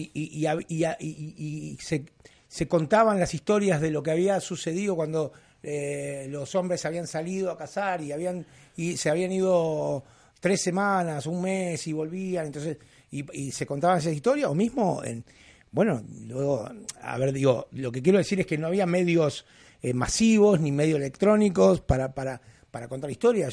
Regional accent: Uruguay; moved away; yo vengo de Uruguay

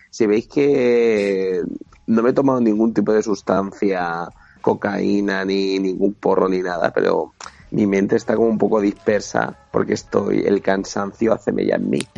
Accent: Pamplona, Navarre, Spain; sí, yo soy de Pamplona, hostia.

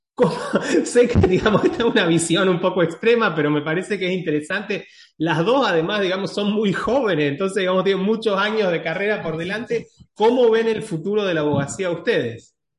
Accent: Argentina; tres somos argentinos

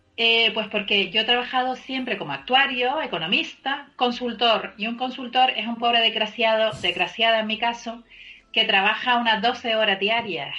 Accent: Canary Islands, Spain; yo soy canaria

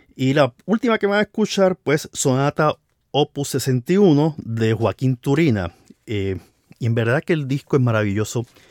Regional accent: Puerto Rico; donde yo nací, que fue en Puerto Rico

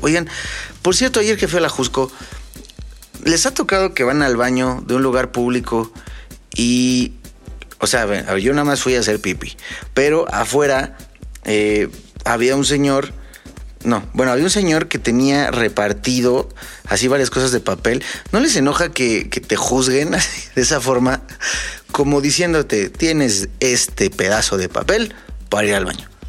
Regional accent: Mexico; somos mexicanos

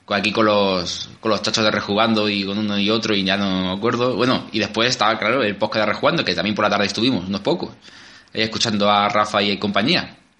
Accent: Albacete, Castilla-La Mancha, Spain; somos gente de Albacete y nos gusta el buen comer

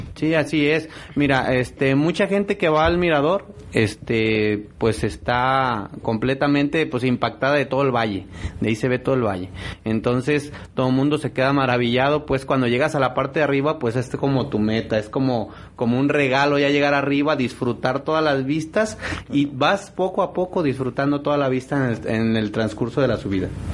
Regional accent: Etzatlán, Jalisco, Mexico; soy originario de Idetzatlán

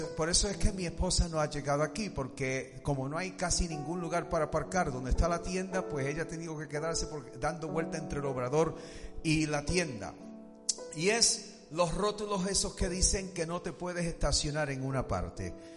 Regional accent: United States; Spanish is a second language; como americano

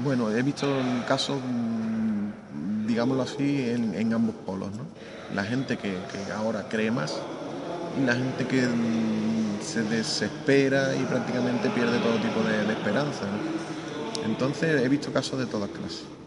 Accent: Arahal, Andalusia, Spain; me he criado en San Roque

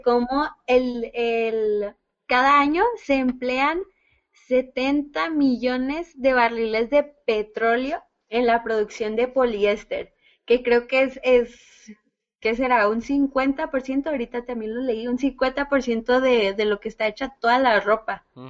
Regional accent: Ciudad Juárez, Chihuahua, Mexico; aquí en, aquí en, Juárez, porque pues somos de Juaritos.

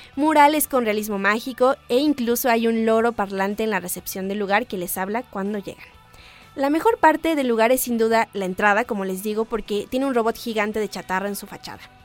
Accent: Mexico; somos mexicanos

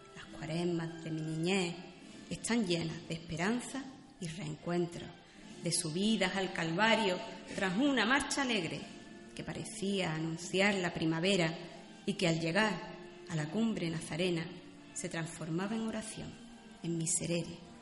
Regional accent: Puente Genil, Andalusia, Spain; now in Málaga, Spain; nacer en mi pueblo

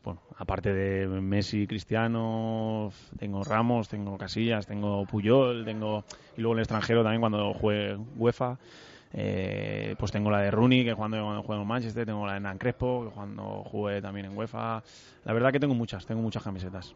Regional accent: Burjassot, Valencian Community, Spain; En Burjasot, sí, con mis amigos de toda, pues eso, de, mi edad, de mi barrio, de, de mi pueblo

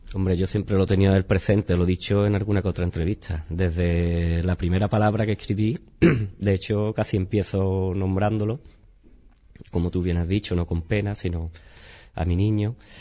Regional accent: Chipiona, Andalusia, Spain

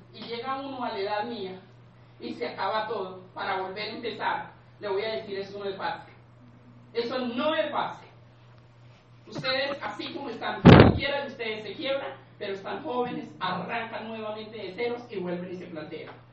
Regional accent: Pitalito, Huila, Colombia; now in Bogotá, Colombia; yo soy de Pitalito Huila, eh, llevaba muchísimos años, llevo muchos años aquí en Bogotá

